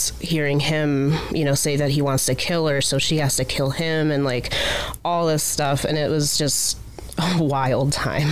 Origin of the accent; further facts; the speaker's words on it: Akron, Ohio, United States; also born or lived in Findlay, Ohio; I'm from Akron originally